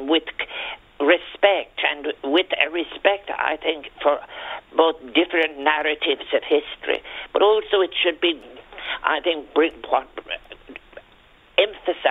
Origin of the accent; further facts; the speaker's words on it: Ireland; we are Irish